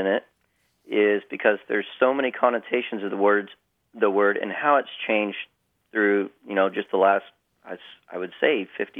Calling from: Flower Mound, Texas, United States; Flower Mound, Texas.

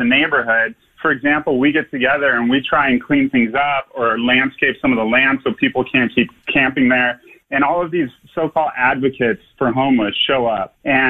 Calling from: Los Angeles, California, United States; I'm from Venice Beach

